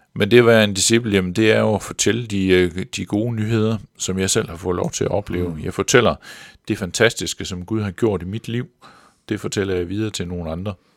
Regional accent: Central Jutland, Central Denmark Region, Denmark; der hvor jeg voksede op i det midtjyske

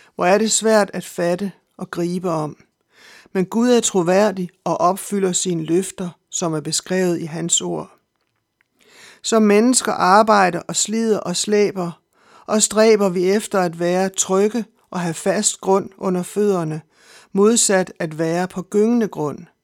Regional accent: Denmark

